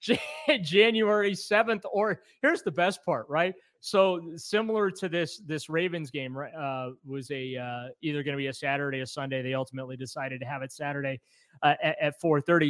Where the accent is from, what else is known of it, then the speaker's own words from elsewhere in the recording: New Orleans, Louisiana, United States; I was born in New Orleans